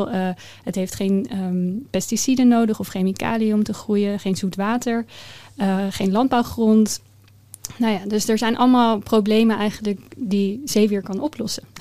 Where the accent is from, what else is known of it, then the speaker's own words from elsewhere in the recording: The Hague, South Holland, Netherlands; ik ben opgegroeid in Den Haag, uh, vlakbij het strand. Dus daar is mijn liefde voor de zee eh, ontstaan.